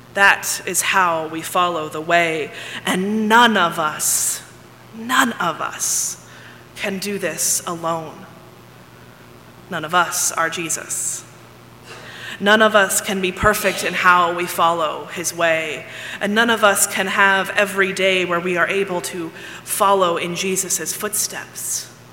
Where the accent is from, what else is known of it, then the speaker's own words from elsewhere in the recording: Texas, United States; also born or lived in Ohio; I grew up here in Texas, I have found that I say y'all all the time.